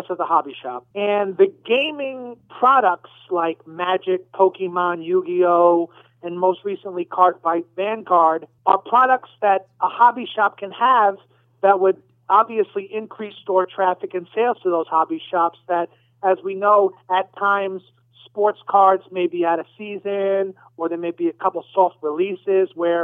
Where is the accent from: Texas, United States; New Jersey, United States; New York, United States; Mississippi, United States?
New York, United States; moved away; I'm originally from New York